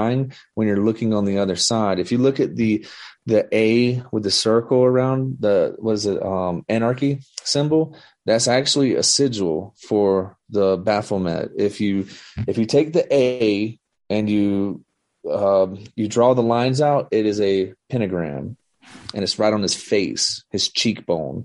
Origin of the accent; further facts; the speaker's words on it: the South, United States; I'm from the South.